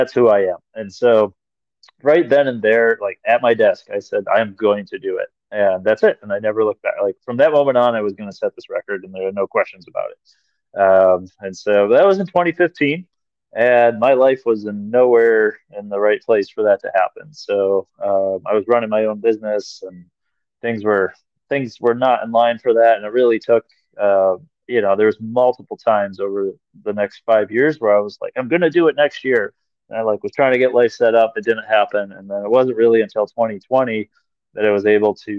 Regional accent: Minnesota, United States; being a Minnesotan

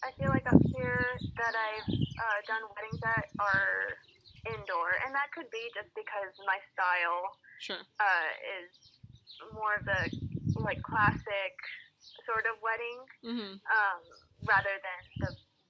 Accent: Hawaii, United States; moved away as an adult; when my sister and I were growing up in Hawaii

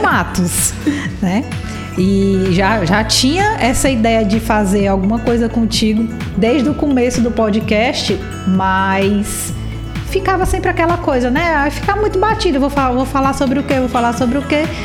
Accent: Ceará, Brazil; eu sou cearense

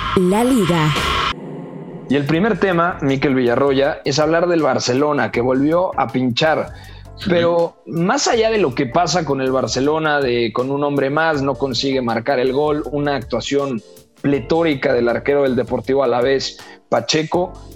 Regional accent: Mexico; como decimos acá en México

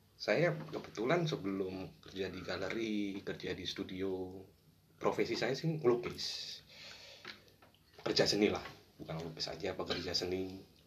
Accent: Surabaya, East Java, Indonesia; awal kisah saya sih lahir besar di Surabaya

